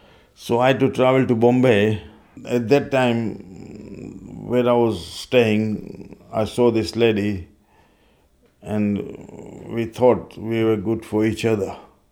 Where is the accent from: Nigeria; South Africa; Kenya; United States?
Kenya; now in Peterborough, United Kingdom; I have been an immigrant in Peterborough since 1962. I come from Kenya.